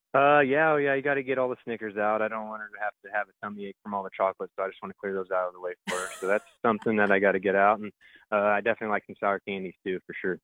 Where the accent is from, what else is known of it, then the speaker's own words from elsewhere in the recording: Creek County, Oklahoma, United States; in my hometown